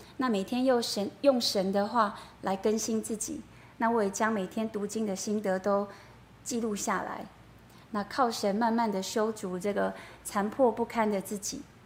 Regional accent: Yilan, Yilan County, Taiwan; moved away as an adult; now in northern Taiwan; 我大学毕业之后呢，我就回到，呃，宜兰，哦，我是宜兰人，我就回到宜兰找工作

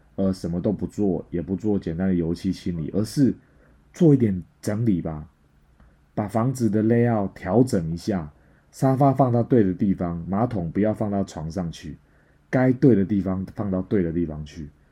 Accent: Taiwan; moved away as an adult; now in Malaysia; 我是台湾人，再次重申。OK？ 我在这边做房地产做很多年了

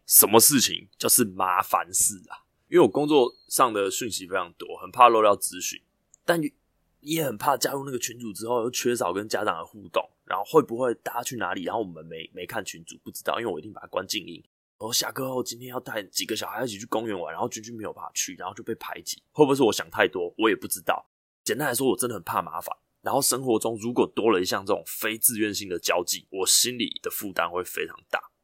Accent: Yilan County, Taiwan; 宜兰我的故乡叫做米糕煎

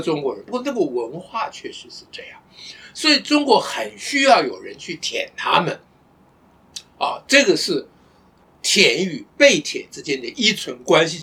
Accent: Taiwan; 我们台湾人

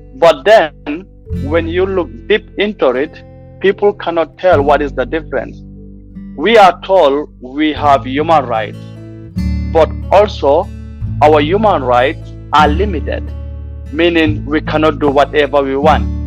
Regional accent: Gambia; I am from the Gambia

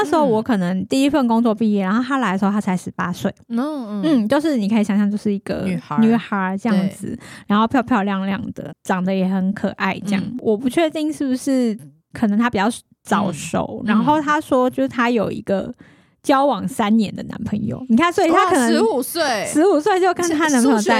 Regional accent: Taiwan; 然后一个我是台湾人，

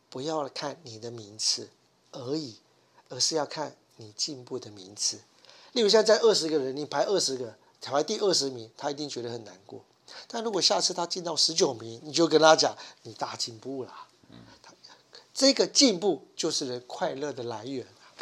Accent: Taiwan; 我们台湾人

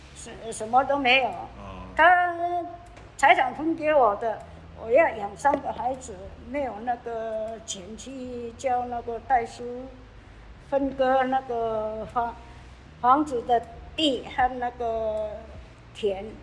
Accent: Yuchi, Nantou County, Taiwan; also born or lived in Taitung; now in Kaohsiung, Taiwan; 我的家乡生活的地方是在南投的鱼池乡

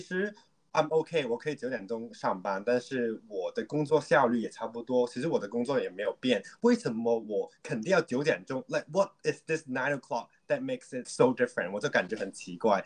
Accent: Hong Kong; Chinese is a second language; 大家可能听得到我的普通话就是香港人

